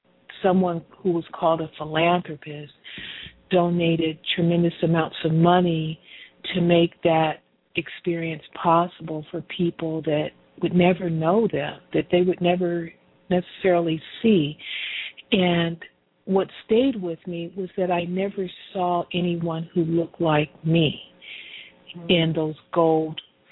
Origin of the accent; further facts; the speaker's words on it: Pomona, California, United States; this philanthropy piece is all tied into my story as a candy striper growing up in Pomona, California. This wonderful community of Pomona